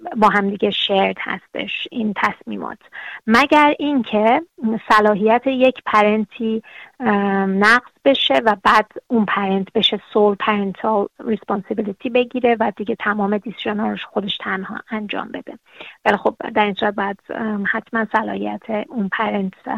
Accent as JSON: {"language": "Persian", "country": "Iran", "moved": "yes", "lives_now": "Australia", "said": "ما از ایران هستیم"}